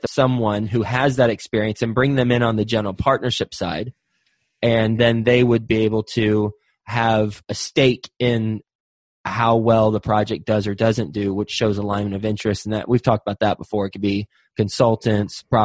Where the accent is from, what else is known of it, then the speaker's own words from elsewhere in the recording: Texas, United States; I'm from Texas